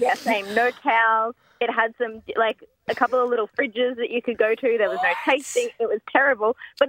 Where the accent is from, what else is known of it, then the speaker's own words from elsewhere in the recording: Coffs Harbour, New South Wales, Australia; I'm from Coffs Harbour, the Big Banana.